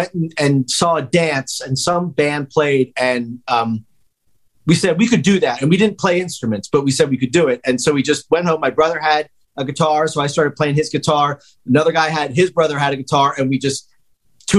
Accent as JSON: {"language": "English", "town": "Downingtown", "region": "Pennsylvania", "country": "United States", "tie": "born or raised there", "said": "born and raised in the Philly area, Downingtown."}